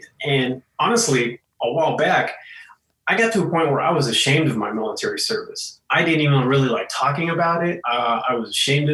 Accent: Coolidge, Arizona, United States; moved away as an adult; also born or lived in Oregon; the later part of my childhood, I grew up in Coolidge

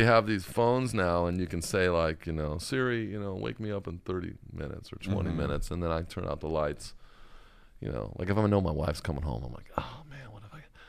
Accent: California, United States; I grew up in Orange County. I mean, I was surfing when I was 9 years old.

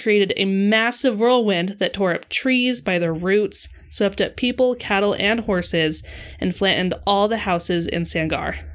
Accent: Idaho, United States; we grew up in Idaho

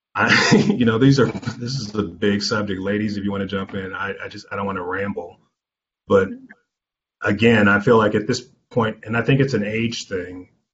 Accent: Anderson, Indiana, United States; I grew up here in the Midwest

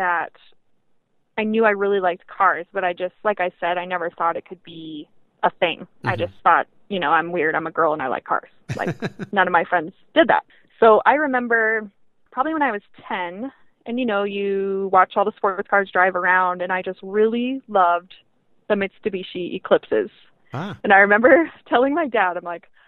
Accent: Montana, United States; I grew up in Montana, so I had experience in the snow

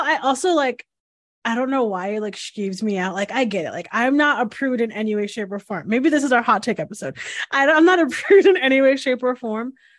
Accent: Northeast, United States; I'm from the Northeast where we have, like, very large Italian weddings

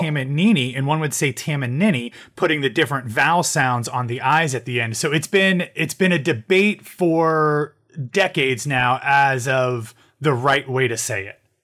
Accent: Ohio, United States; moved away as an adult; now in Orlando, United States; I'm, I'm originally from Ohio and from the Midwest, so about, uh, eight years ago, I moved to Orlando

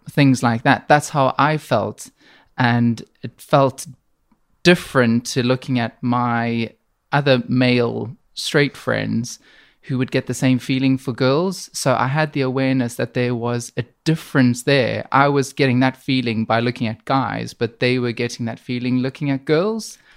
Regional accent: South Africa; also born or lived in Middle East; now in Manchester, United Kingdom; I grew up in South Africa.

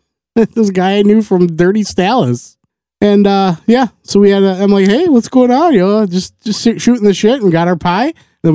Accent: Wisconsin, United States; Even though we're from Wisconsin

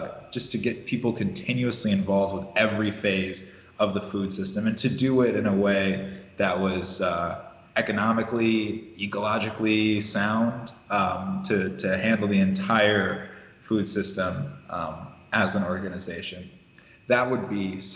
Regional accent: Ohio, United States; moved away as an adult; also born or lived in Dallas / Oakland; now in Chicago, United States; I was born in Ohio and lived in Dallas. Spent a lot of the formative years in Ohio.

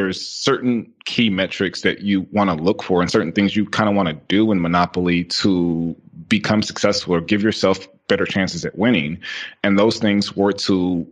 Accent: Houston, Texas, United States; I'm from Houston, Texas

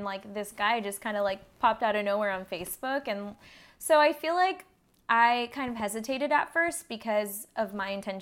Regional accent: Victorville, California, United States; also born or lived in Orange County; we grew up in the same small town. We're both from Victorville, which is the high desert area

